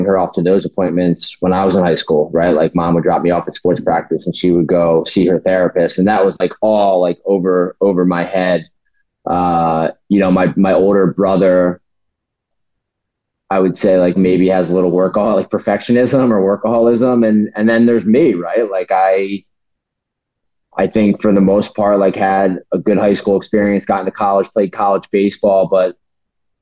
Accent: New Jersey, United States; I grew up in South Jersey.

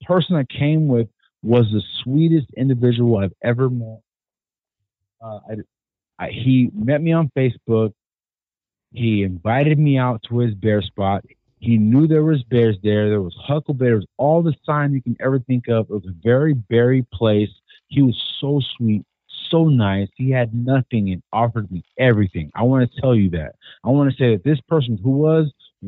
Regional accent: California, United States; I'm from California

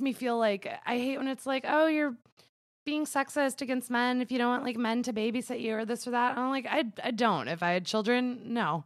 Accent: New York, United States; growing up in New York, which is a border state

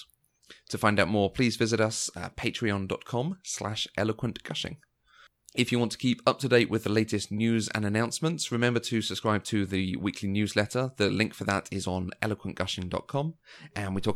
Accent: London, United Kingdom; accent: London

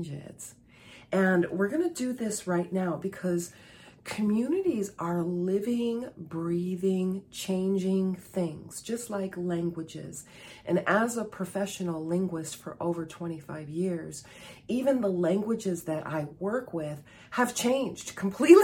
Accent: Chicago, Illinois, United States; I was born and raised in Chicago, and I live about 65 miles or 100 kilometers northwest of Chicago

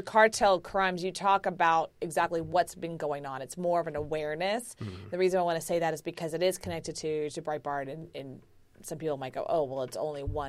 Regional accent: Houston, Texas, United States; I grew up in Houston, as you did

